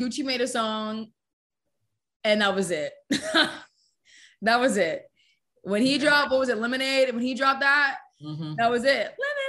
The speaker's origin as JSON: {"language": "English", "area": "Gwinnett County", "region": "Georgia", "country": "United States", "tie": "born or raised there", "also_born_or_lived": "East Cobb, Georgia / Edgewood, Atlanta", "said": "I was born in Gwinnett County, that's where I'm from originally. And then I grew up until I was up there until 13 to about seventh grade. My parents got divorced. And then I moved down to East Cobb."}